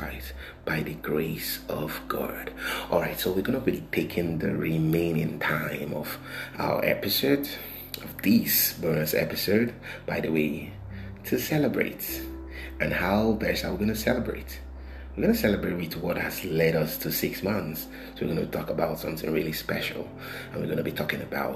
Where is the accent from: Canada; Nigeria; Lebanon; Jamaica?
Nigeria; what is happening currently in Nigeria, you know, my home country